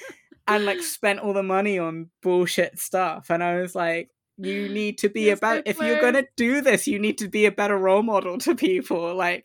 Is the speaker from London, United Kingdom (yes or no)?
yes; Croydon, London, United Kingdom; I was brought up in Croydon, and like none of them had good role models or the ability to go to a good school